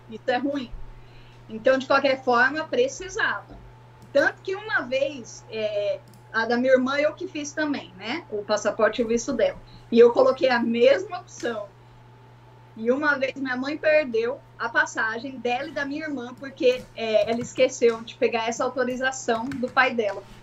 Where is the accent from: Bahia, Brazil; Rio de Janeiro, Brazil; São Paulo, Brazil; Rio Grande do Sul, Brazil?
São Paulo, Brazil; Guarulhos; moved away as an adult; also born or lived in Ribeirão Preto, Brazil; now in Philadelphia, United States; Eu morava em Guarulhos, São Paulo, e meu esposo também. Eu nasci em Ribeirão Preto, interior de São Paulo